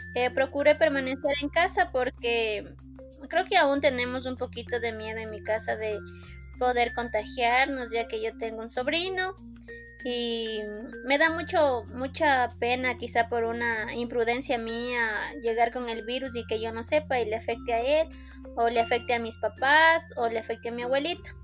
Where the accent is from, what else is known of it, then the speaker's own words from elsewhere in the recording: Riobamba, Chimborazo, Ecuador; yo soy de Riobamba